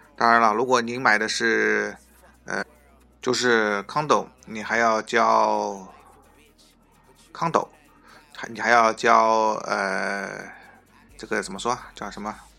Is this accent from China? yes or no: yes; China; 我们中国人呢，是，可能是因为有这个culture的关系，就是，呃，骨子里面可能就是比较喜欢买房嘛